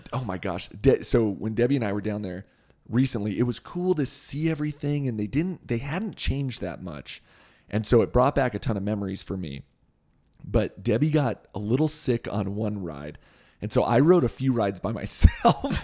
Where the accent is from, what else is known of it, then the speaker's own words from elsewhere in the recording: Southern California, United States; also born or lived in Thousand Oaks, California; We grew up in Southern California.